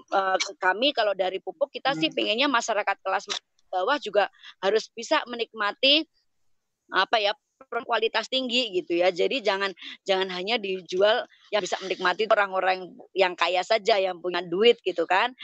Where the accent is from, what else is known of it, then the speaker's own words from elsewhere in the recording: Ngawi, East Java, Indonesia; moved away; also born or lived in Germany; saya aslinya dari Ngawi